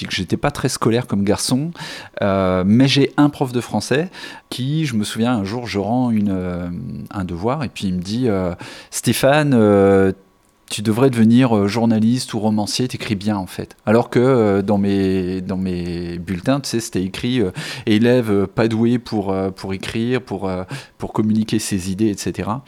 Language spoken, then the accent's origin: French; Épernay, Grand Est, France; also born or lived in Dijon; now in Bordeaux, France; En fait, je viens de d'Épernay, tout près de Reims, euh, en Champagne. Euh, après, j'ai vécu 17 ans à Dijon, en Bourgogne. Et puis, j'ai atterri à Bordeaux il y, a, il y 15 ans à peu près.